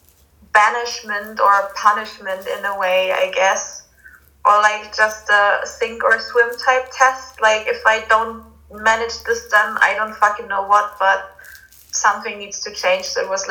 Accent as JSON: {"language": "English", "country": "Germany", "also_born_or_lived": "Białystok, Poland", "moved": "as an adult", "lives_now": "Poland", "said": "I'm 25 years old. I am from Germany"}